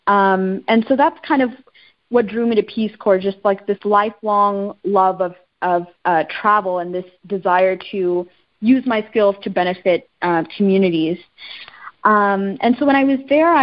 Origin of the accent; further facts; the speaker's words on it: Texas, United States; also born or lived in Sri Lanka / Ethiopia; growing up in Texas